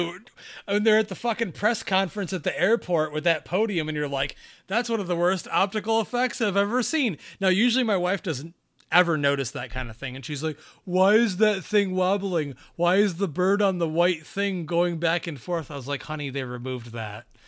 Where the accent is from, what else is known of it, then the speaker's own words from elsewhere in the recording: Binghamton, New York, United States; my hometown, Binghamton